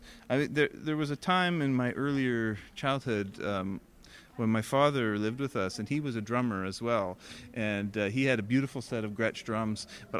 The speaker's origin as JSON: {"language": "English", "town": "Oshawa", "region": "Ontario", "country": "Canada", "tie": "born or raised there", "said": "Oshawa, Ontario."}